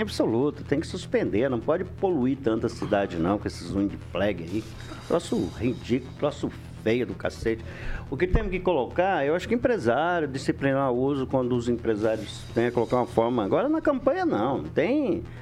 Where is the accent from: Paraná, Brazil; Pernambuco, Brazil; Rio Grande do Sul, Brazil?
Paraná, Brazil; Londrina; Nasci lá só pra deixar registrado